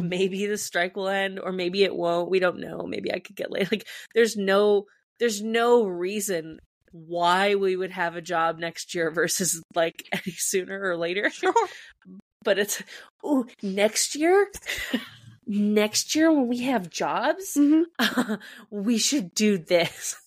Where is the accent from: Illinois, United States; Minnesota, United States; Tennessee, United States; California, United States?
California, United States; As a Californian